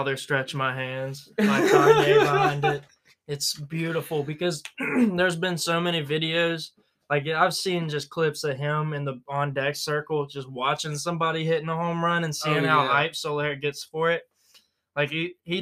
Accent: Atlanta, Georgia, United States; I'm from Atlanta

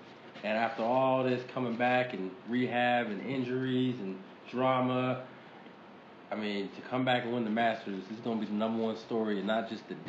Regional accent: East Coast, United States; moved away as an adult; we're from the East Coast.

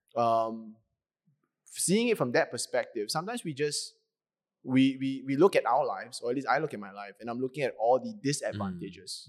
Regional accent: Ipoh, Perak, Malaysia; my dad speaks, uh, a bit of Cantonese because we are from Ipoh

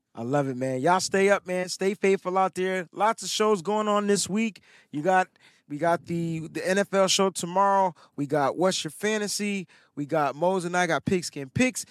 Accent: East Coast, United States; moved away; I'm from the East Coast

